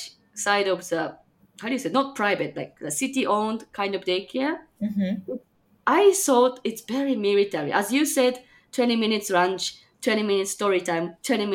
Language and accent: English; Japan; also born or lived in Chicagoland, Illinois, United States; now in Chicago, United States; I'm from Japan, but currently live in Chicagoland, Illinois, USA.